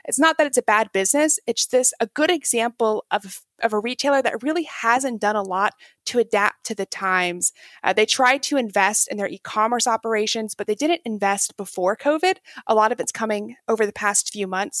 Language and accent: English; Texas, United States; I am from Texas